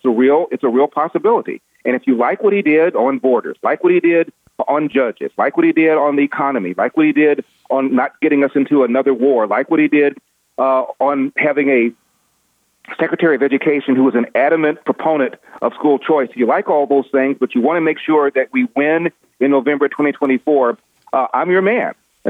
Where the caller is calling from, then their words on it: Los Angeles, California, United States; I'm calling you from L.A., home base, in the belly of the beast, California.